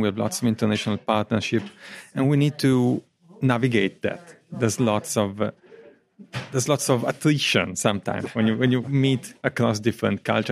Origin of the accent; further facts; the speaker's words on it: Italy; English is a second language; now in Coventry, United Kingdom; I'm natively from Italy.